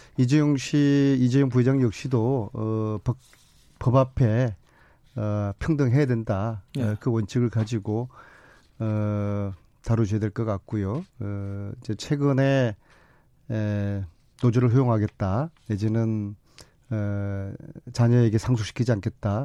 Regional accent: Busan, South Korea; moved away; 저희들은 영남 출신으로서 예, 저도 부산이거든요.

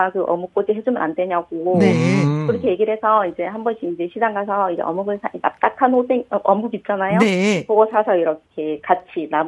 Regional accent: Andong, North Gyeongsang, South Korea; 제가 안동이 고향인데?

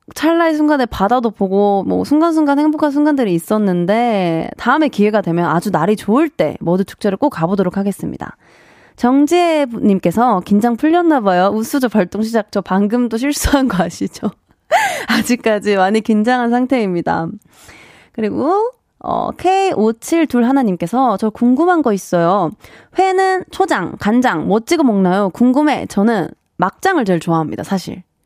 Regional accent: Busan, South Korea; moved away; 저의 고향인 부산도 추천해드립니다.

